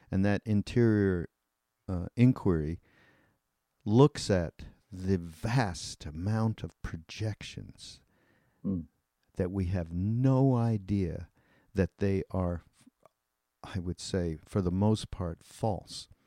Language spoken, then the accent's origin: English; Canada; I'm well I'm Canadian and you're British.